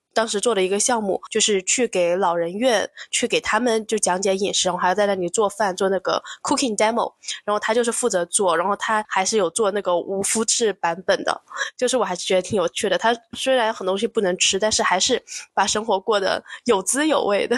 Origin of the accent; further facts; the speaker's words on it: China; 我们中国人